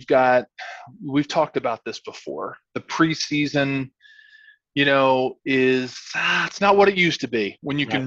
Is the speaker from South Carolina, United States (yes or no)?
no; Philadelphia, Pennsylvania, United States; moved away; got to come home to my hometown Eagles